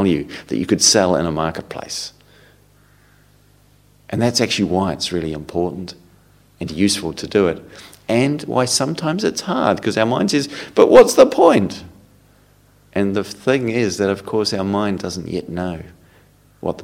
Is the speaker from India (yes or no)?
no; New Zealand; moved away; I come from New Zealand. We call them jerseys in New Zealand